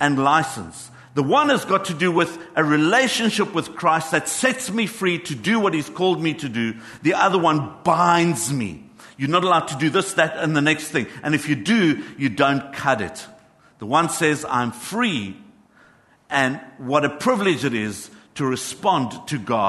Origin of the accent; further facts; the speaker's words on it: Johannesburg, Gauteng, South Africa; I grew up in Johannesburg